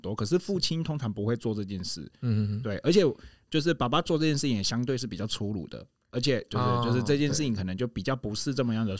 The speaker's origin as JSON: {"language": "Chinese", "town": "Taitung", "region": "Taitung County", "country": "Taiwan", "tie": "born or raised there", "said": "我记得小时候在我我小时候住台东嘛，然后我们住那个透天的房子"}